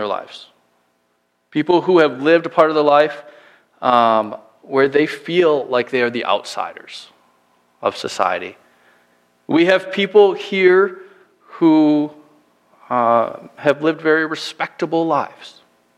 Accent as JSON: {"language": "English", "region": "Minnesota", "country": "United States", "also_born_or_lived": "Illinois", "moved": "yes", "said": "we're both from Minnesota originally, but my last church was in the middle of Illinois"}